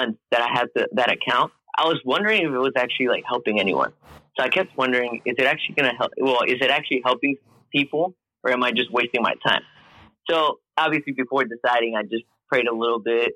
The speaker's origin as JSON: {"language": "English", "country": "Mexico", "moved": "yes", "lives_now": "Houston, United States", "said": "I'm originally from Mexico, but right now I live in Houston, Texas"}